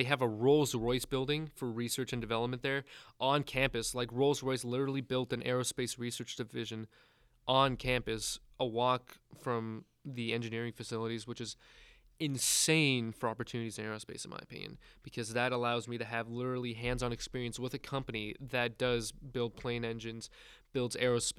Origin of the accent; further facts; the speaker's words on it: New York, United States; now in Texas, United States; Right now, we're all living in Texas. However, I'm originally from New York, so that is a huge change in difference.